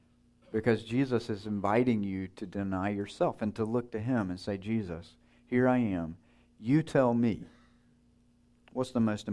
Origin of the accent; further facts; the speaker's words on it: Wisconsin, United States; I'm from Wisconsin. That's not the most important thing about you.